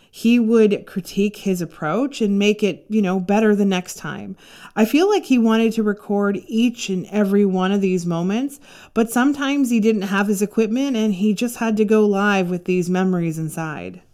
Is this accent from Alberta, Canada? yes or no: no; Toronto, Ontario, Canada; I grew up in Toronto